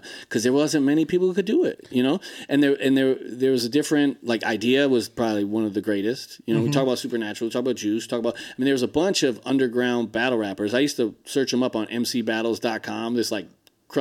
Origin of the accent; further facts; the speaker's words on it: Minneapolis, Minnesota, United States; I'm from Minneapolis, so it's where I'm from, where my neighborhood is like the inner city